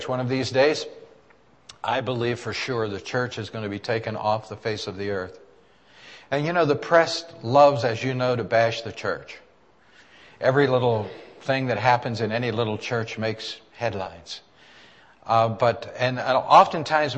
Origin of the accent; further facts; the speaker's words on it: Western Pennsylvania, United States; I've been from here